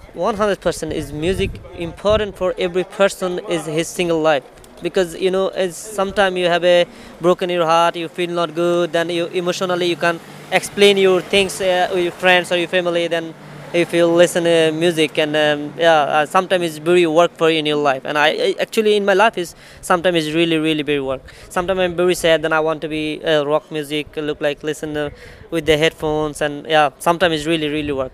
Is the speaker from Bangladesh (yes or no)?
yes; Bangladesh; moved away as an adult; now in Portugal; I'm from Bangladesh